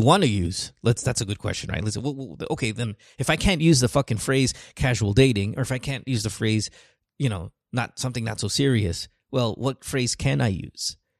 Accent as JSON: {"language": "English", "country": "Philippines", "tie": "born or raised there", "said": "my growing up in the Philippines"}